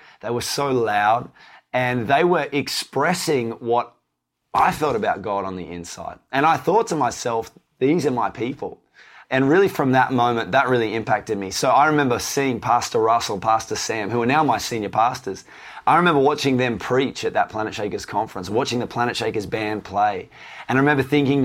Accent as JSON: {"language": "English", "region": "Tasmania", "country": "Australia", "tie": "born or raised there", "said": "I grew up in Tasmania."}